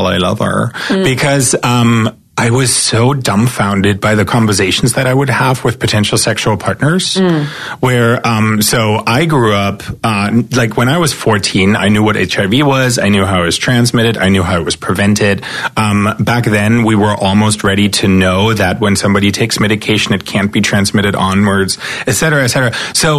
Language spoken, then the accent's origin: English; eastern Germany, Germany; English is a second language; So as I said, I grew up in East Germany.